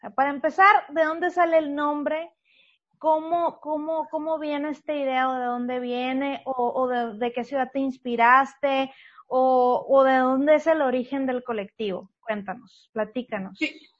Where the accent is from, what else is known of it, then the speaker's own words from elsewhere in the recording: San Luis Río Colorado, Sonora, Mexico; a los que son de mi tierra, San Luis Río Colorado